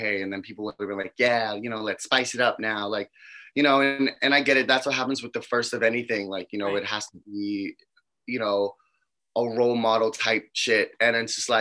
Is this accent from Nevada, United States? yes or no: no; New York, United States; as a New Yorker